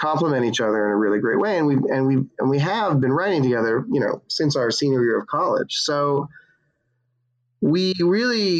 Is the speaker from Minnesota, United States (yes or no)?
no; Coral Springs, Florida, United States; moved away; I'm from Coral Springs, Florida. It's a great place to grow up.